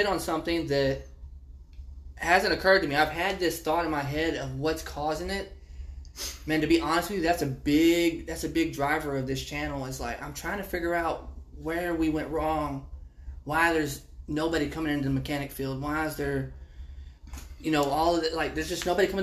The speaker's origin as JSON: {"language": "English", "town": "Overton", "country": "United States", "tie": "born or raised there", "said": "my hometown, which is just one town over here in Overton."}